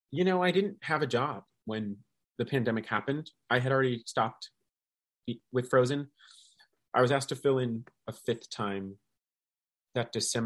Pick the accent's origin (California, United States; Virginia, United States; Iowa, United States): California, United States; Walnut Creek; moved away as an adult; also born or lived in Michigan; now in New York City, United States; I was raised in Walnut Creek, California in the East Bay, and grew up doing theater there. And then I went to the University of Michigan for college studying musical theater. And then I moved to New York City and here we are.